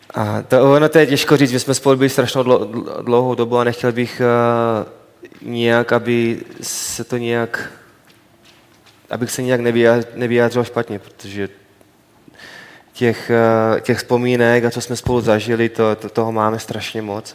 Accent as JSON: {"language": "Czech", "country": "Czechia", "moved": "yes", "said": "já jsem samozřejmě jsem Čech"}